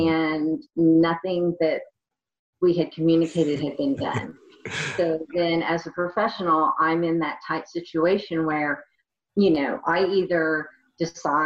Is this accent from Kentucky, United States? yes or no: yes; Kentucky, United States; also born or lived in Oklahoma; I was born in Oklahoma, but grew up in Kentucky